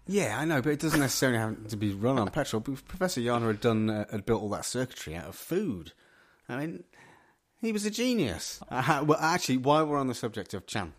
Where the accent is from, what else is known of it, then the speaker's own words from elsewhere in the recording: Midlands, United Kingdom; I can categorically say I'm not from Birmingham. uh, uh I am from the Midlands.